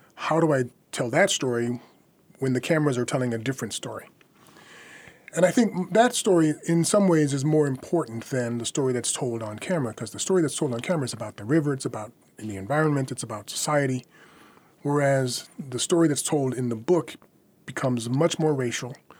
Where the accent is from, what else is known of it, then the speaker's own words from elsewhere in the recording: United States; moved away as an adult; now in France; I'm an American. I was born here.